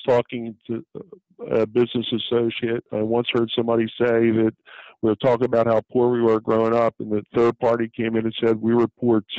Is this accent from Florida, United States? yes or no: no; Blackwood, New Jersey, United States; I'm a kid from Blackwood who was working dollar an hour at one time